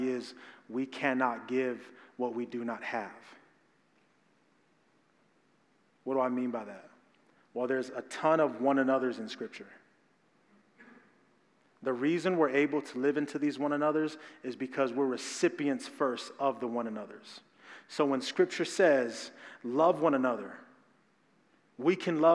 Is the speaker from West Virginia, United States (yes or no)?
no; Phoenix, Arizona, United States; Growing up in South Phoenix, growing up in black and brown community